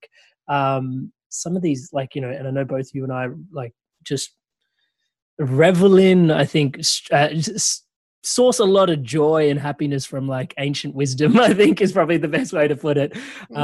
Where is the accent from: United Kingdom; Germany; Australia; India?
India; I'm Indian.